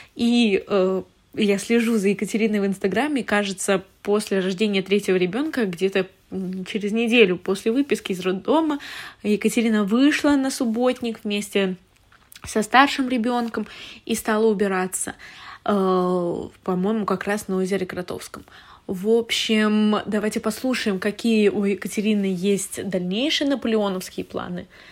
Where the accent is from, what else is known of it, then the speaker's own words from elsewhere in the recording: Kaliningrad, Kaliningrad Oblast, Russia; moved away; я не считала свою малую родину классным городом для развития. Например, я из Калининграда